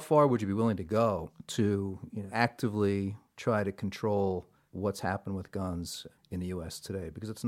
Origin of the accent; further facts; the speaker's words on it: Saugerties, New York, United States; from Saugerties.